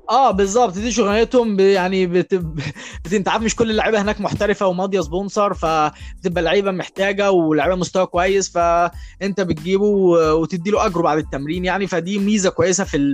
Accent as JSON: {"language": "Arabic", "country": "Egypt", "said": "احنا كلنا يعني كمصريين"}